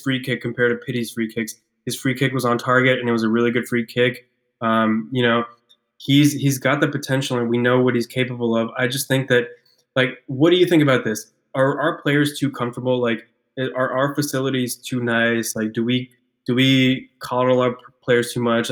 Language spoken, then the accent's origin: English; Ecuador; moved away; I'm from South America, I'm from Ecuador